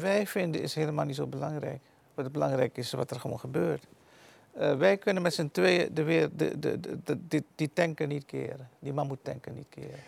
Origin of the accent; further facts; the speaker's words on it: Suriname; moved away as an adult; also born or lived in Netherlands; now in Almere, Netherlands; Ik ben in Suriname geboren, heb daar tot mijn achttiende gewoond.